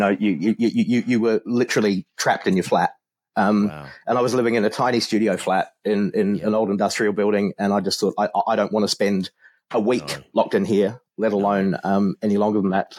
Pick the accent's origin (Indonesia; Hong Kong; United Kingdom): Hong Kong; also born or lived in Philippines; So I grew up in Hong Kong in the 80s, which was a pretty wild sort of an experience.